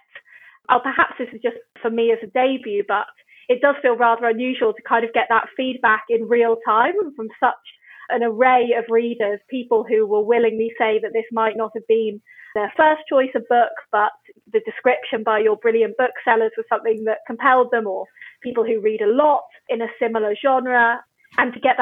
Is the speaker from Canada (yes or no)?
no; Oxford, South East England, United Kingdom; moved away; I grew up in Oxford, sort of between Wolvercote and Summertown